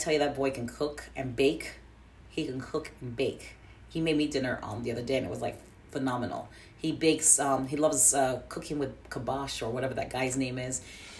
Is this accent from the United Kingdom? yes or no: yes; England, United Kingdom; also born or lived in Jamaica; now in United States; I was brought up as Anglican in England and also in Jamaica. I was always brought up as Anglican, and now it's here.